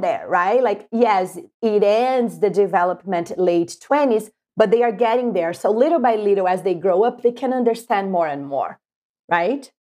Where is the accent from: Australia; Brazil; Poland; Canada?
Brazil; moved away as an adult; now in United States; I'm from Brazil, and I came to the U S in two thousand six.